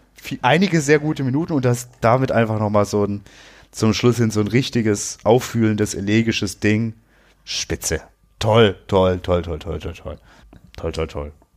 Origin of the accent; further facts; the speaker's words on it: Germany; wir sind halt in Deutschland geboren